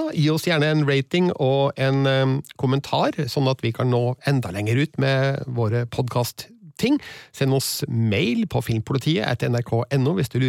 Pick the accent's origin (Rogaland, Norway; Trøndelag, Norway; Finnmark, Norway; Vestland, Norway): Trøndelag, Norway